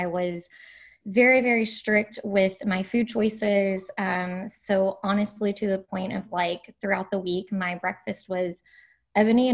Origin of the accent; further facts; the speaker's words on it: Kentucky, United States; moved away as an adult; also born or lived in San Diego; I grew up in Kentucky, and then I moved to San Diego right after college for my dietetic internship